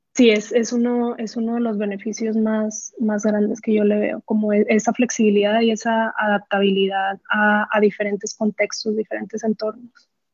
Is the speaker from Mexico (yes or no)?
yes; Benito Juárez, Chihuahua, Mexico; moved away as an adult; yo no soy de Ciudad Juárez, soy de un pueblo que se llama Benito Juárez, en, el municipio de Buenaventura. Eh, a los 18 me tengo que mudar a, Ciudad Juárez